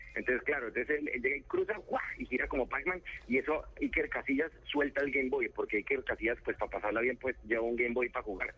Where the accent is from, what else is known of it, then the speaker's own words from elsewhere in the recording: Bogotá, Bogotá Capital District, Colombia; así somos los bogotanos